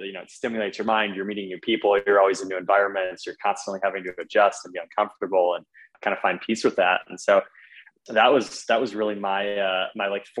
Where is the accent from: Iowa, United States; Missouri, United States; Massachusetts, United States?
Iowa, United States; Iowa City; moved away as an adult; also born or lived in Chicago; I grew up in Iowa City, Iowa, which many people think is Ohio, but grew up in the Midwest.